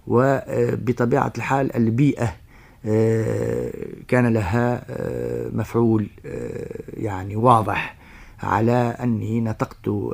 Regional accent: Sfax, Sfax Governorate, Tunisia; moved away as an adult; also born or lived in Paris, France; من مواليد الساقس من سنة 31 26 ديسمبر 1931 نعم. ودرست بها الحصتين الابتدائية والثانوية

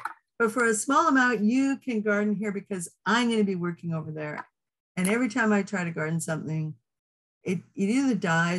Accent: Manitoba, Canada; I'm from Manitoba

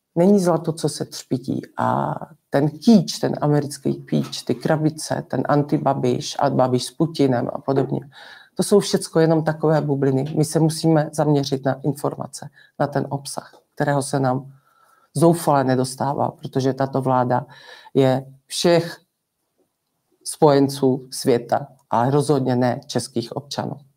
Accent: Czechia

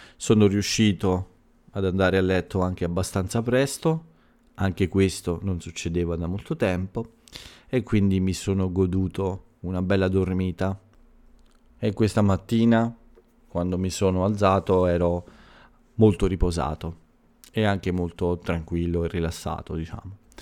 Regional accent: Italy

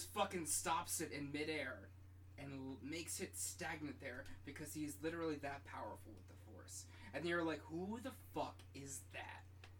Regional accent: New Jersey, United States; I'm just from New Jersey

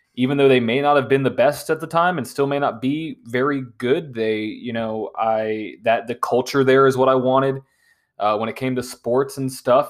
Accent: Nashville, Tennessee, United States; born and raised in Nashville, Tennessee

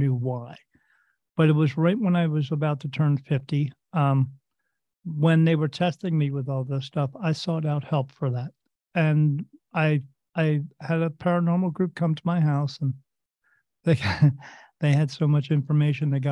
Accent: New Jersey, United States; I was born in the United States in a state called New Jersey, little town right next to the Delaware River

